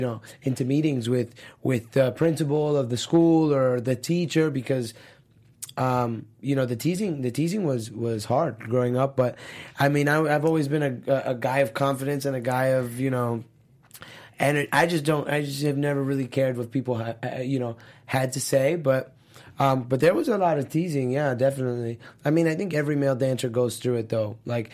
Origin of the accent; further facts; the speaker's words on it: Miami, Florida, United States; So like growing up in Miami, I went to Florida Christian High School